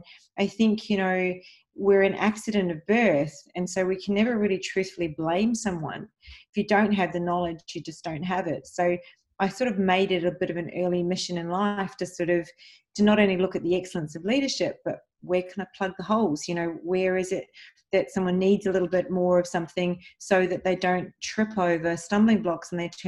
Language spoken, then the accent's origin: English; Mumbai, Maharashtra, India; born there; And so my father actually, I was born in Mumbai, India, and I'm Maltese and Italian of origin, and I'm very proud of my heritage